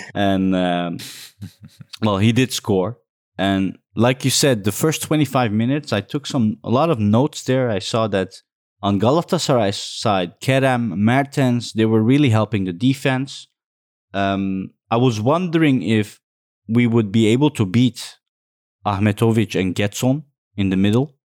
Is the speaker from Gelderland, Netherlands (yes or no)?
no; Amsterdam, North Holland, Netherlands; I'm from Holland, Amsterdam